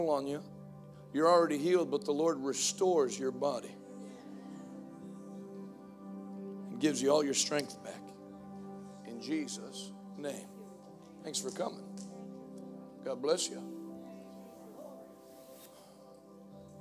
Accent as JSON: {"language": "English", "country": "United States", "tie": "born or raised there", "said": "I'm an American. I don't hold a degree in sociology, but I did grow up here"}